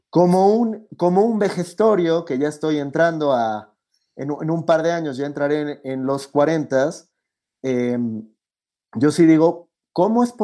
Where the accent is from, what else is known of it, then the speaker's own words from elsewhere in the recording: Ecuador; vengo desde Ecuador, tomar mi vuelo, pagar 500 dólares para bajarme en Miami